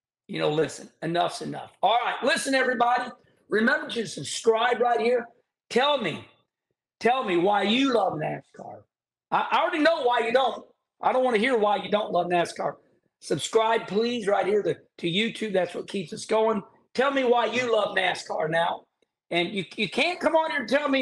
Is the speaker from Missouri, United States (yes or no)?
yes; St. Louis, Missouri, United States; in my day in St. Louis, Missouri